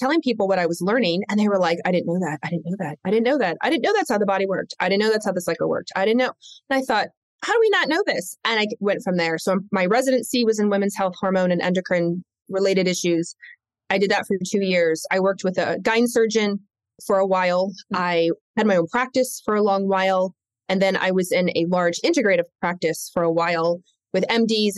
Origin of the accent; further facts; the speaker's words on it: Lexington, Kentucky, United States; also born or lived in Michigan; I was raised in Lexington, Kentucky. So I was raised in the South. I wasn't born there. I was born in the North, born in Michigan, but raised in Kentucky